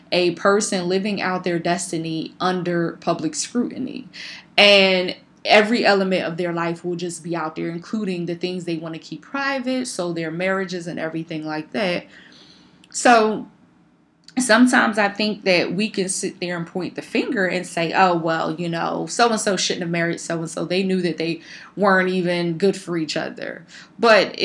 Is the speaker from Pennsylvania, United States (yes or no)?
yes; Philadelphia, Pennsylvania, United States; like myself, was born and raised in Philadelphia